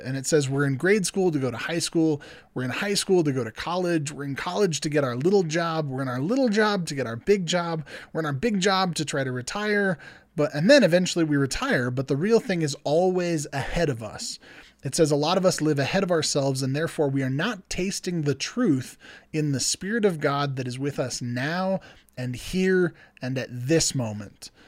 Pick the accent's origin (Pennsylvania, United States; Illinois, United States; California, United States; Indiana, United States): California, United States; I'm from California